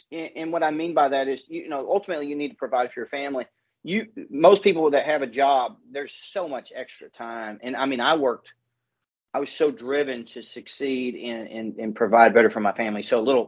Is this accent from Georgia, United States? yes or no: no; Alaska, United States; born and raised in Alaska